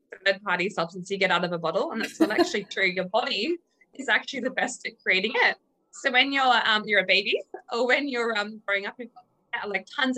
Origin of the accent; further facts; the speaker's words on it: Australia; moved away as an adult; now in United Kingdom; as an Australian